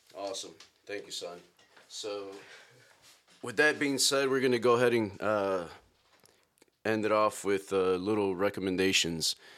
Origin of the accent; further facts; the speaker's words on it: Chicago, Illinois, United States; I was born and raised in Chicago. grew up in the South Side